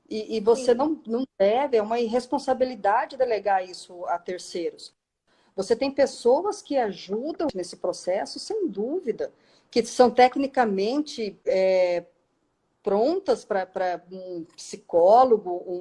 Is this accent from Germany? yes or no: yes; Germany; Eu sou alemão, mas enfim.